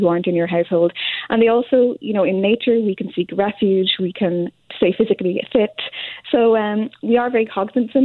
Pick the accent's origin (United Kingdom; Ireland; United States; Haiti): Ireland; now in Montreal, Canada; when I arrived in Canada, actually, I'm from Ireland myself